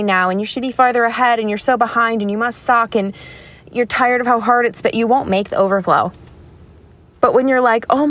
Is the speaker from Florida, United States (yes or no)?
yes; Florida, United States; moved away; also born or lived in Connecticut; I grew up in Florida.